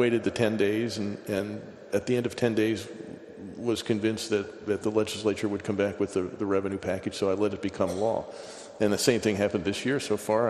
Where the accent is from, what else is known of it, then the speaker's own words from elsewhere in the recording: Pennsylvania, United States; I grew up in Pennsylvania.